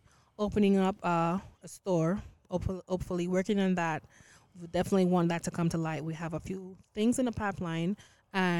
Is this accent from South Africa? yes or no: no; Jamaica; moved away as an adult; now in Queens, United States; I am Jamaican by roots